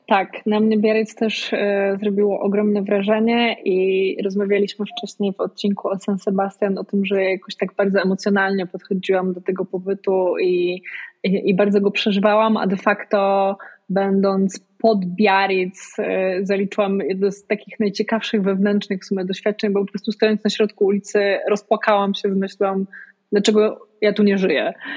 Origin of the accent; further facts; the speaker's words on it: Poland; wychowując się w małym mieście w Polsce